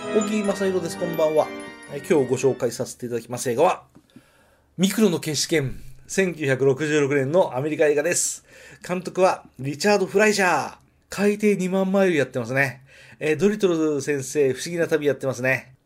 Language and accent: Japanese; Nagoya, Aichi, Japan; accent: Nagoya dialect; 名古屋弁が出てしまいました